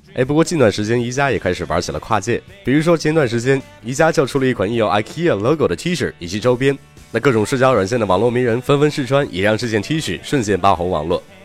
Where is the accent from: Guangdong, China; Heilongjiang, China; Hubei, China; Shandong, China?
Shandong, China; Qingdao; 作为一个青岛人